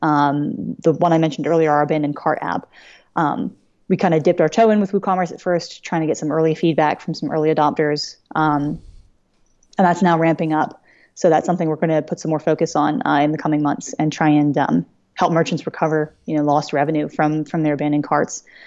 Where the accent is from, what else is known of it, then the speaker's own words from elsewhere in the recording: Philadelphia, Pennsylvania, United States; I am from the Greater Philly area